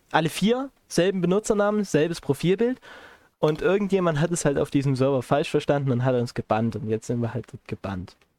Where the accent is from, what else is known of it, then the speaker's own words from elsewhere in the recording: Chemnitz, Saxony, Germany; also born or lived in Erzgebirge; wo ich herkomme. Ich sagte aus aus Chemnitz